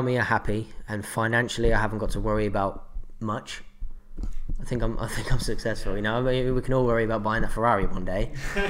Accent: Northampton, East Midlands, United Kingdom; moved away as an adult; now in Australia; I'm from Northampton in the UK.

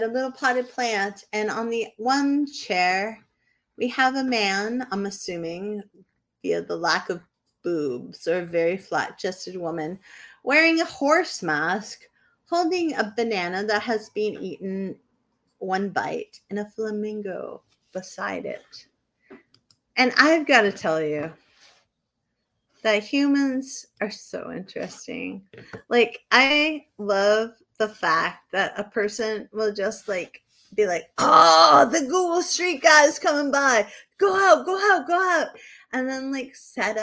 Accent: New Hampshire, United States; also born or lived in Maine; I'm from New Hampshire and that's what we do. I looked up my dad's house in Goffstown, New Hampshire

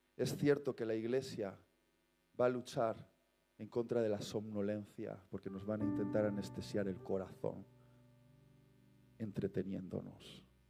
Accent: Basque Country, Spain; soy vasco

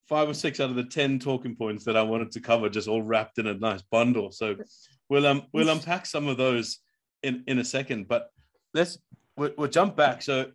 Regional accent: Durban, KwaZulu-Natal, South Africa; I grew up in Durban in that era.

